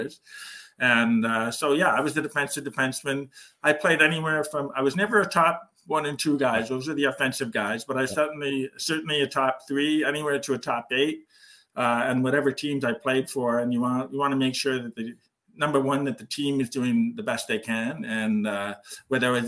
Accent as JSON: {"language": "English", "town": "Ottawa", "region": "Ontario", "country": "Canada", "tie": "born or raised there", "said": "I'm born and raised in Ottawa"}